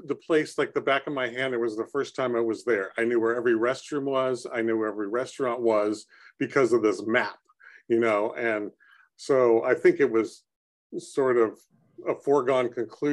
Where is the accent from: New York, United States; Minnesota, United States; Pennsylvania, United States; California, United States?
California, United States; San Jose; I grew up in San Jose and we didn't have a lot of money